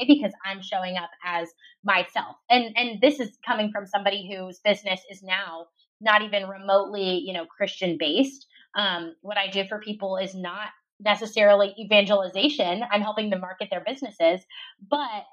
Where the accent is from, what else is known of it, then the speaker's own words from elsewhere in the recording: Ohio, United States; moved away as an adult; now in Dallas, United States; I'm originally from Ohio